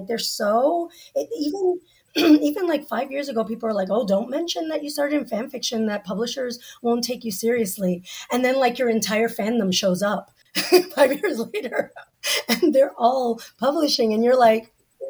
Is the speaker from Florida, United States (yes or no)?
yes; Central Florida, United States; I grew up in Central Florida